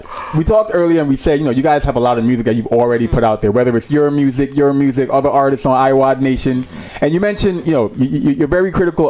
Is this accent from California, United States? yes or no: no; New York City, New York, United States; also born or lived in Guyana; young DJ from Guyana, growing up in Brooklyn